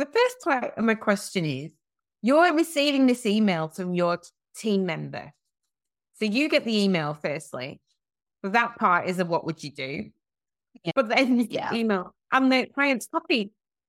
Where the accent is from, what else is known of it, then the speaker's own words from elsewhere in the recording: England, United Kingdom; Yes, I personally have people struggling to understand my accent.